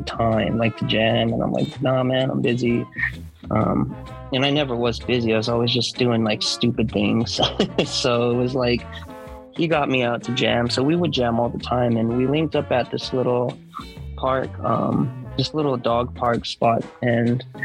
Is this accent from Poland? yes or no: no; Hawaii, United States; moved away; I'm from Hawaii